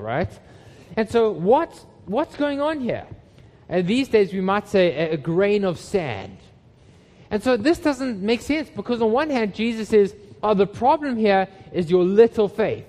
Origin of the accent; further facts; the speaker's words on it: Johannesburg, Gauteng, South Africa; moved away; When I was a teenager, I grew up in Johannesburg in South Africa